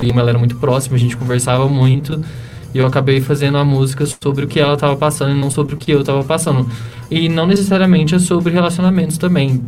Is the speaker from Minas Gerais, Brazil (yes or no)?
yes; Sacramento, Minas Gerais, Brazil; now in São Paulo, Brazil; eu nasci em Sacramento, Minas Gerais, é lá no interior, na divisa com, São, com o estado de São Paulo, uma cidadezinha de 25 mil habitantes, bem pequenininha